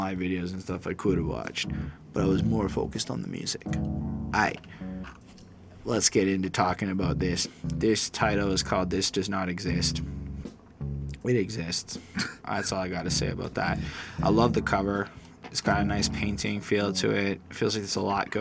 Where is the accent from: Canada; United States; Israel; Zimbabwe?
Canada; I'm a Canadian